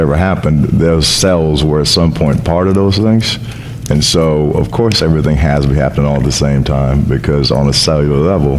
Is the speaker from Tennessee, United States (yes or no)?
no; Las Vegas, Nevada, United States; also born or lived in Seattle / Los Angeles / New York; now in Vancouver, Canada; I was born and raised in Las Vegas, but I started my career in Seattle and did everything from Seattle, lived in L.A., and then I moved Canada for 10 years, then left there and went to New York for 10 years, and now I'm back in Vancouver.